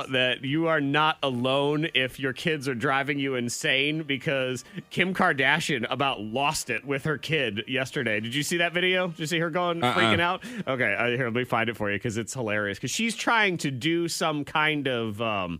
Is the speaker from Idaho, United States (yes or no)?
no; Boston, Massachusetts, United States; I mean, I grew up in Boston. I was like, you don't have a Boston accent. I said, I know, because it sounds bad.